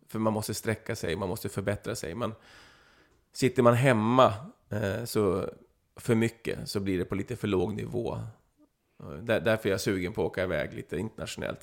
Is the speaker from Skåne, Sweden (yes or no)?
yes; Flyinge, Skåne, Sweden; när jag växte upp på Flyinge där, var 14, 15, 16 år